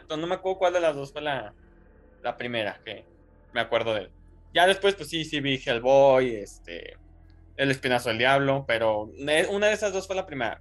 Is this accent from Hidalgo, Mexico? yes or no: no; Guadalajara, Jalisco, Mexico